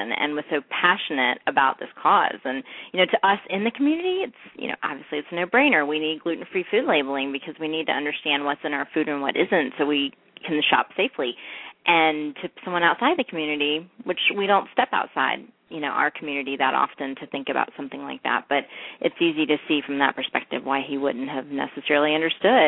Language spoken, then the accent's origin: English; North Carolina, United States; we're both from North Carolina